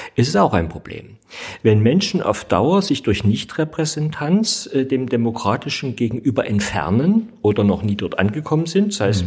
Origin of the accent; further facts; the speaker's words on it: East Germany, Germany; ich bin ja in der DDR geboren